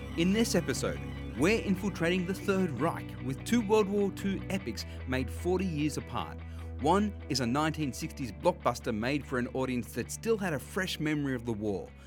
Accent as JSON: {"language": "English", "town": "Penrith", "region": "New South Wales", "country": "Australia", "tie": "born or raised there", "said": "I grew up out west around Blacktown and Penrith"}